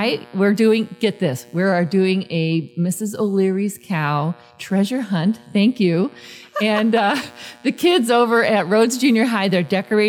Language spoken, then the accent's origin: English; Chicago, Illinois, United States; now in Mesa, United States; and I grew up in Chicago